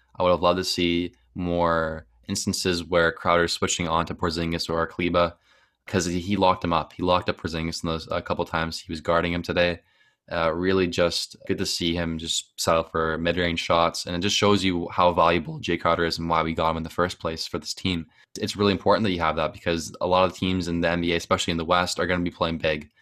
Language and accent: English; Canada; I'm from Canada